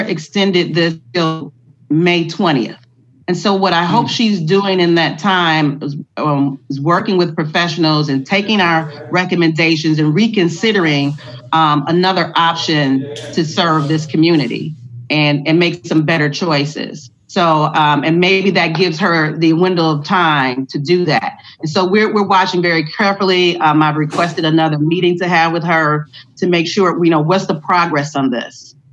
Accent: Detroit, Michigan, United States; I'm a Detroiter

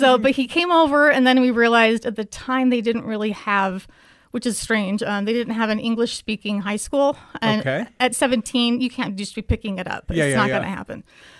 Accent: Provo, Utah, United States; also born or lived in Helsinki, Finland; Yeah, well, I grew up mostly in the Provo area in Utah, about an hour south of Salt Lake, except for about 3 years where I lived in Helsinki, Finland, because my parents were presiding over the mission.

